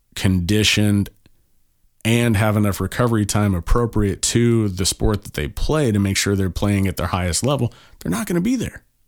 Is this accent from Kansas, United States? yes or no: yes; Kansas, United States; moved away; I'm from Kansas originally.